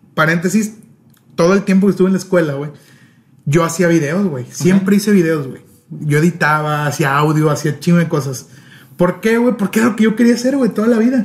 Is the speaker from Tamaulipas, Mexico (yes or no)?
yes; Tampico, Tamaulipas, Mexico; now in Monterrey, Mexico; Yo no soy de Monterrey, o sea, vivo aquí en Monterrey, pero no soy de aquí. Yo soy de Tampico. Tampico, Tamaulipas, a mucha honra.